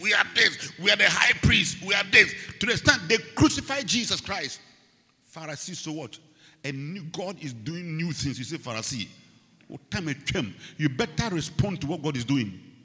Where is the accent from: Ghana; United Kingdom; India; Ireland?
Ghana; I come from Ghana